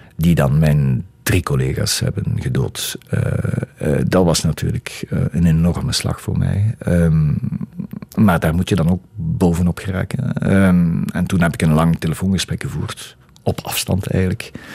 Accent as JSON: {"language": "Dutch", "town": "Diepenbeek", "region": "Flanders", "country": "Belgium", "tie": "born or raised there", "also_born_or_lived": "Hasselt", "said": "ik ben geboren in Hasselt, maar we woonden toen al in Diepenbeek. Dat is een, een dorp naast Hasselt."}